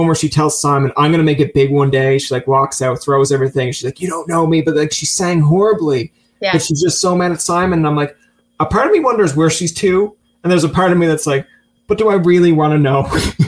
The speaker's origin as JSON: {"language": "English", "region": "Newfoundland and Labrador", "country": "Canada", "also_born_or_lived": "Ottawa", "moved": "as an adult"}